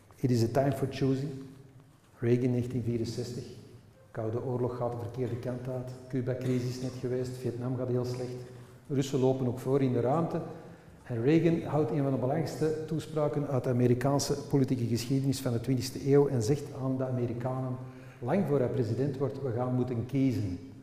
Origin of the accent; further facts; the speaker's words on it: Flanders, Belgium; Wij zijn Vlamingen en we wonen aan de Noord. Wij spreken Nederlands met elkaar.